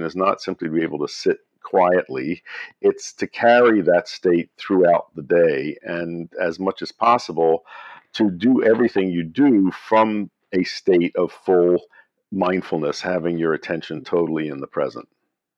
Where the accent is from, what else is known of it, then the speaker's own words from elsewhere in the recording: Philadelphia, Pennsylvania, United States; I grew up in Philadelphia